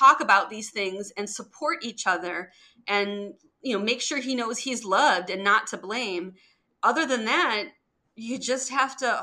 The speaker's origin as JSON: {"language": "English", "town": "Detroit", "region": "Michigan", "country": "United States", "tie": "born or raised there", "said": "I grew up in Detroit"}